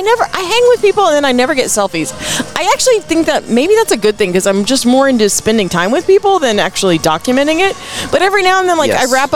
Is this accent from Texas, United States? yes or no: yes; Odessa, Texas, United States; We West Texans, when it comes out, it comes out.